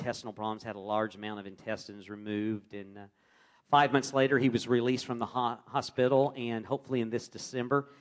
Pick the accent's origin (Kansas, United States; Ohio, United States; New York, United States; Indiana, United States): Kansas, United States; Wichita; I grew up in Wichita, Kansas, in a loving Christian home.